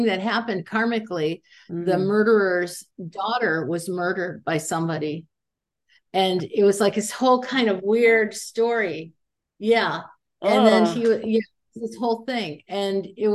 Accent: Indiana, United States; moved away; I'm from Indiana.

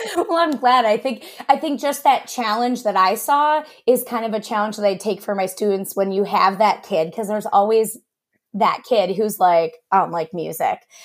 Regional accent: Cleveland, Ohio, United States; moved away as an adult; also born or lived in Westerville, Ohio / Wilmington, Ohio; now in Milwaukee, United States; I am originally from the Cleveland area and, um, went to high school there

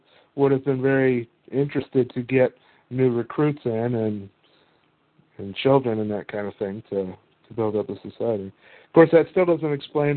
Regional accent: Kentucky, United States; I grew up in Kentucky

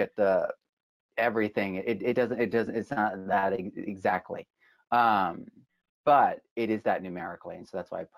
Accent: New England, United States; moved away; also born or lived in New York City; I grew up in New England, kind of like the Horn of America.

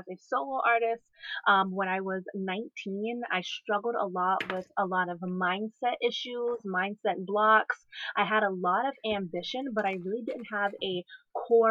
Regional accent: Charleston, South Carolina, United States; moved away as an adult; now in Charlotte area, North Carolina, United States; my hometown, which is Charleston, South Carolina

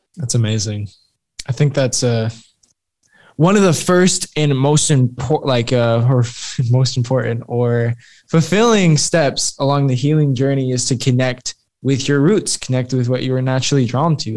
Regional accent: Fort Wayne, Indiana, United States; I'm from Fort Wayne, Indiana

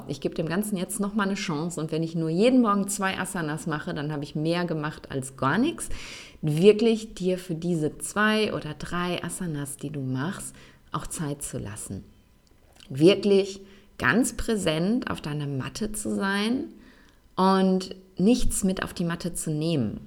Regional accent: Essen, North Rhine-Westphalia, Germany; moved away as an adult; also born or lived in Cologne / Bonn; wie oft ich umgezogen bin, erst innerhalb meiner Heimatstadt Essen, dann von Essen nach Köln, von Köln nach Bonn

